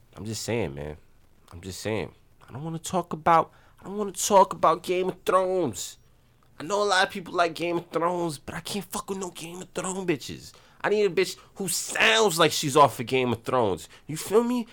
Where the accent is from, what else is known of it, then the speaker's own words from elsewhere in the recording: New York City, New York, United States; growing up in the Bronx, both of us